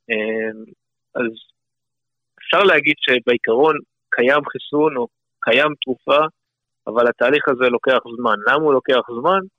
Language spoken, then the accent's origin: Hebrew; Canada; now in Beersheba, Israel; אני מקנדה האנגלית